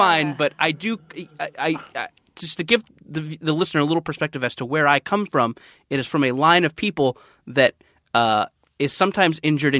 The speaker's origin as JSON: {"language": "English", "region": "Texas", "country": "United States", "tie": "born or raised there", "moved": "yes", "lives_now": "Los Angeles, United States", "said": "My mom's from Louisiana. My dad's from Tennessee. I was born in Texas."}